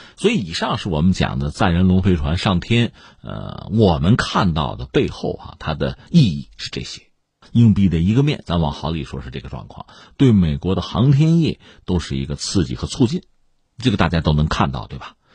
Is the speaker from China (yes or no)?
yes; China; 我们中国人